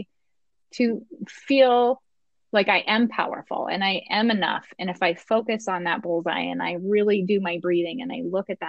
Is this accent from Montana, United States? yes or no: yes; Montana, United States; I'm from Montana and I grew up here